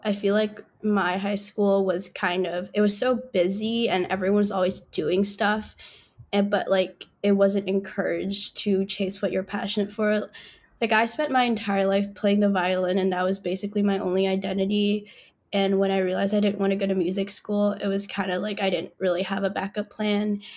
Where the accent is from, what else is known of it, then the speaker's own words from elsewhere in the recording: Northern Virginia, United States; I grew up in Nova, which is kind of whack in a lot of ways